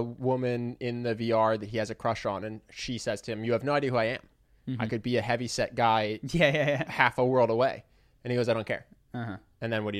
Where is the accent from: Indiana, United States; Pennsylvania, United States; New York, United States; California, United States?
Pennsylvania, United States; Philadelphia; accent: Philadelphia; Here I am with my Philadelphia accent.